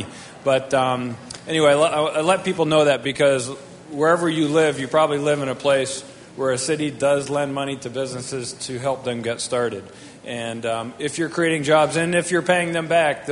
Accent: Vermont, United States; moved away as an adult; also born or lived in Colorado; I grew up in Vermont and went to school in Colorado.

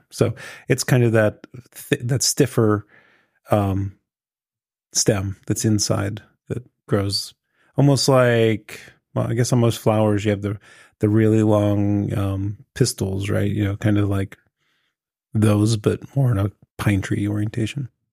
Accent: Pittsburgh, Pennsylvania, United States; accent: Pittsburgh; hamming up my Pittsburgh accent

